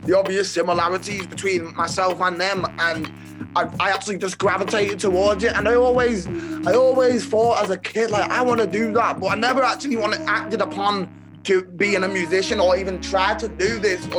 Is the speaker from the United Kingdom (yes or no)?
yes; Merseyside, North West England, United Kingdom; also born or lived in Chester / Manchester; So I was born in Chester, there till around 7 years old. And then I moved to Manchester and I lived there till around 11. And then I've lived in Merseyside ever since